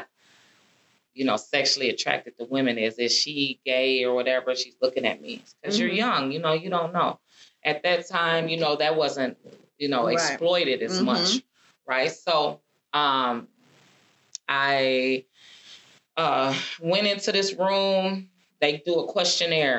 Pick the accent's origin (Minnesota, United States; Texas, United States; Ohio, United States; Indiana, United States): Minnesota, United States; I was in from Minnesota